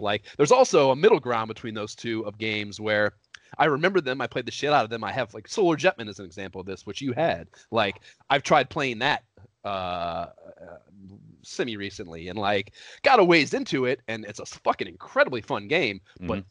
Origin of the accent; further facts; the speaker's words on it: Oberlin, Ohio, United States; moved away as an adult; also born or lived in Columbus, Ohio / New York; now in Los Angeles, United States; We grew up in Oberlin, Ohio